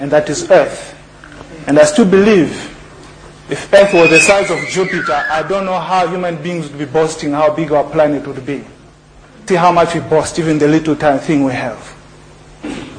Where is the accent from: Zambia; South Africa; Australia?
Zambia; moved away; also born or lived in Lesotho; when I grew up in Zambia